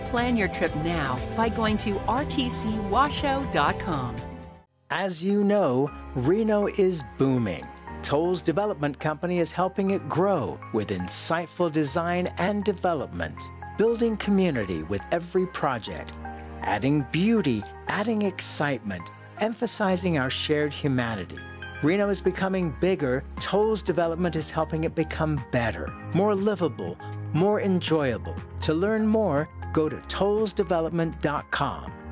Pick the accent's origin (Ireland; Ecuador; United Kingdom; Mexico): United Kingdom; England; I came from England, so same story.